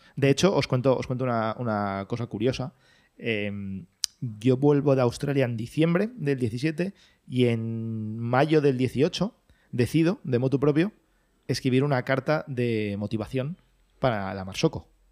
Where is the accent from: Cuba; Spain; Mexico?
Spain; Valencia, Valencian Community; moved away as an adult; now in Madrid, Spain; yo soy de Valencia, mm, no vivía aquí en Madrid, y me vine a vivir aquí a Madrid por amor